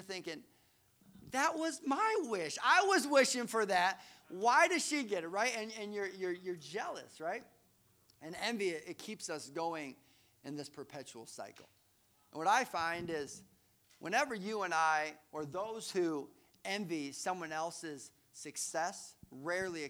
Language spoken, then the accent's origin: English; Colorado, United States; we grew up in Colorado